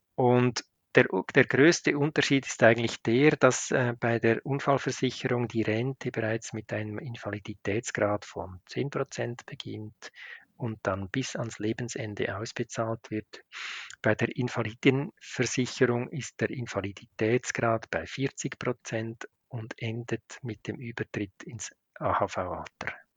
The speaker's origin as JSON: {"language": "German", "country": "Switzerland"}